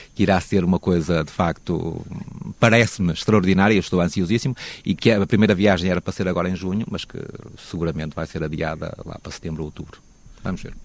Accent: Caldelas, Braga, Portugal; also born or lived in Porto; Eu sou, eu nasci em Caldelas, que é a 15, 15 km de ah, Braga

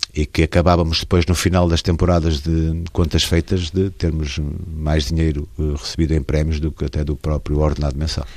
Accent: Barcelos, Norte, Portugal; ao Gil Vicente desde criança, e porque é o clube da minha terra

